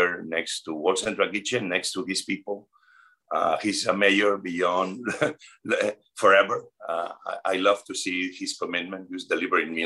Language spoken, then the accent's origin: English; Spain; moved away as an adult; now in United States; I'm from Spain. I am a proud Spanish American immigrant.